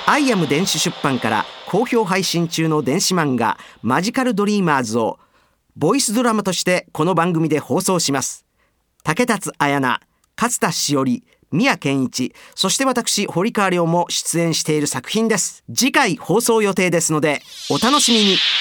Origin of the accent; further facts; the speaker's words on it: Osaka, Japan; accent: Osaka dialect; 僕の大阪 弁